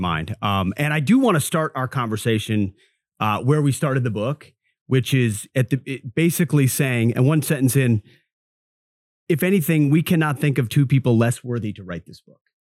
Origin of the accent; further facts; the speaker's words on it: Minnesota, United States; moved away; born and raised in Minnesota, grew up in Baptist church.